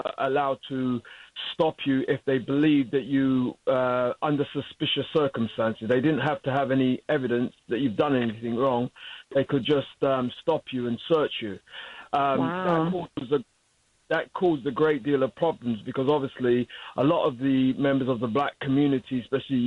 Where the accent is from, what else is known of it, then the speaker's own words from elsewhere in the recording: London, United Kingdom; I'm calling from London, England